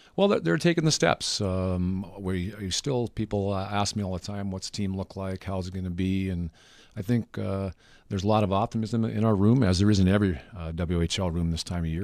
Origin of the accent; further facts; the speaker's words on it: Melita, Manitoba, Canada; I grew up in Linda, Manitoba, in the Southwest, basically twenty miles from the U S border, twenty miles from the Saskatchewan border